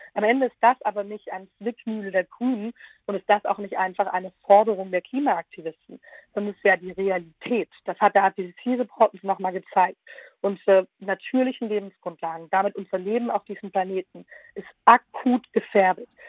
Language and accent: German; Southern Germany, Germany; aus meiner Rolle als Süddeutsche sagen, gerade in Baden-Württemberg